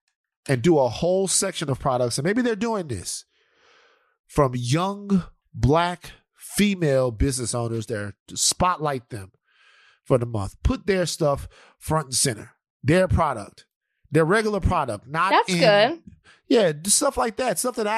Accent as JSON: {"language": "English", "region": "the South", "country": "United States", "said": "You know, I'm from the South, baby."}